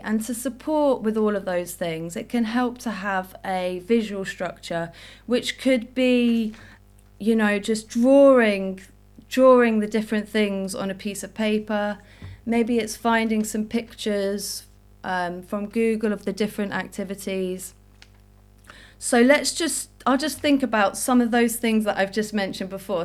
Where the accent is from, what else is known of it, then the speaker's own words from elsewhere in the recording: Jersey; now in London, United Kingdom; I was born in Jersey. I grew up in Jersey. I now live in London